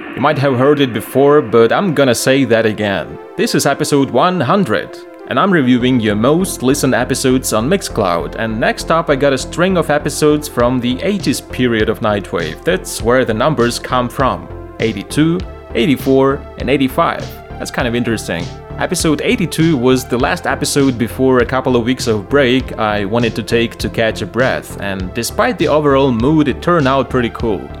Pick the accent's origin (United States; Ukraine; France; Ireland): Ukraine; Lviv, Lviv Oblast; here in Ukraine and my hometown Lviv